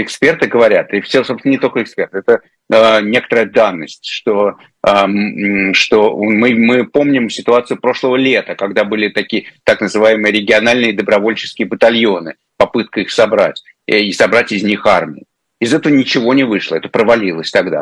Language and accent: Russian; Crimea, Ukraine; я все детство провел в Крыму, еще советское.